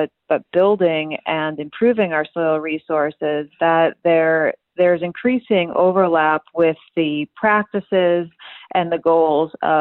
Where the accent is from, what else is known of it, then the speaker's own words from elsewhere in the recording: Milwaukee, Wisconsin, United States; moved away as an adult; also born or lived in Pullman, Washington; I grew up outside of Milwaukee